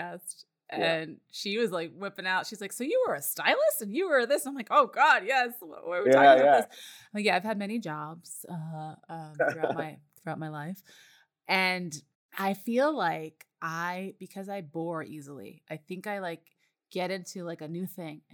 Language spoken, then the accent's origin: English; New York, United States; I'm from New York.